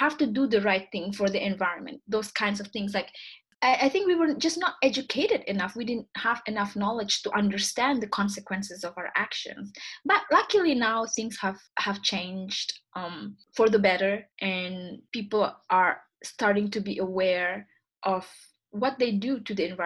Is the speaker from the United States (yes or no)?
no; Indonesia; English is a second language; also born or lived in Vancouver, Canada; now in Montreal, Canada; I was born and raised in Indonesia